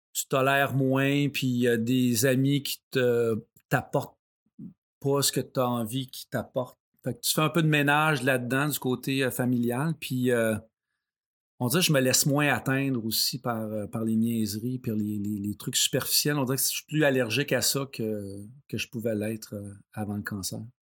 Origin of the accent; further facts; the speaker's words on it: Saint-Ours, Quebec, Canada; je viens de Saint-Ours, donc près de, Sorel